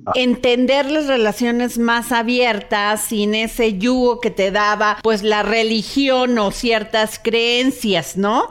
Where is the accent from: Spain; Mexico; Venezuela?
Mexico; Veracruz; yo que soy veracruzana, somos sureñas